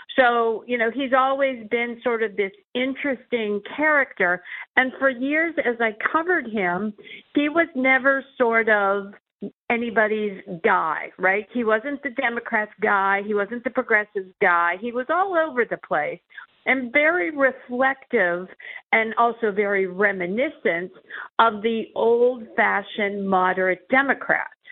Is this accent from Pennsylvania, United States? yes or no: yes; Pennsylvania, United States; my home state